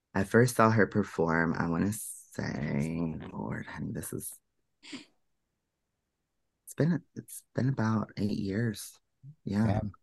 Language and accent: English; Finchville, Kentucky, United States; I grew up in a small town right outside of Louisville, and it's actually called Finchville